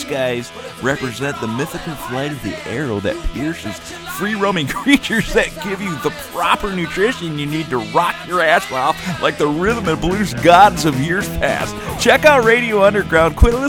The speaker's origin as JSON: {"language": "English", "region": "Michigan", "country": "United States", "tie": "born or raised there", "said": "They're also from Michigan, my home state."}